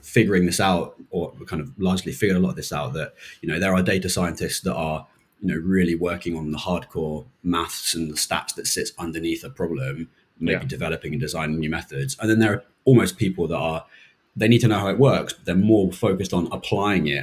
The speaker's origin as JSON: {"language": "English", "area": "Chiltern Hills, Chesham, Amersham area", "region": "South East England", "country": "United Kingdom", "tie": "born or raised there", "also_born_or_lived": "Manchester", "moved": "as an adult", "lives_now": "London, United Kingdom", "said": "I grew up in the Chiltern Hills, so Chesham, Amersham area"}